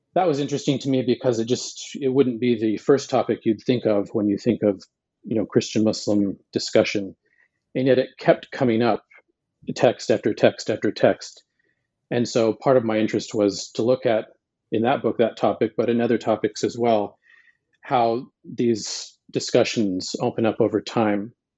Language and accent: English; Montana, United States; I was born in Montana